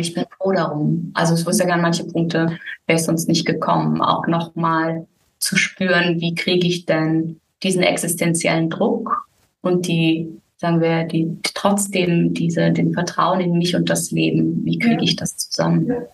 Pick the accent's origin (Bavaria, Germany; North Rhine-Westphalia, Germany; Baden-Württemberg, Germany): Baden-Württemberg, Germany; Müllheim; moved away as an adult; also born or lived in Berlin; now in Algarve, Portugal; ich bin in Müllheim mit Doppel-L aufgewachsen